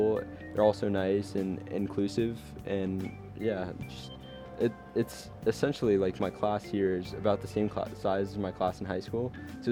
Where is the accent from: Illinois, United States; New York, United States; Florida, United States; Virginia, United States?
Virginia, United States; Fairfax; also born or lived in Alexandria, Virginia; I am from Northern Virginia, I'm actually from Fairfax, Virginia, right along the border of Fairfax County and Loudoun County, and before that, I lived in Alexandria